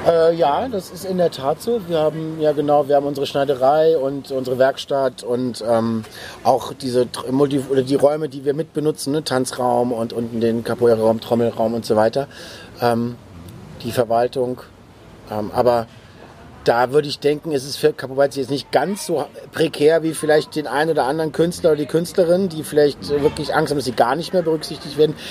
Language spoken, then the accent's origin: German; Neuwied, Rhineland-Palatinate, Germany; also born or lived in Bonn; now in Berlin, Germany; komme aus dem Rheinland, da bin ich geboren, in, in, in Bonn geboren und in Neuwied, Rheinland-Pfalz aufgewachsen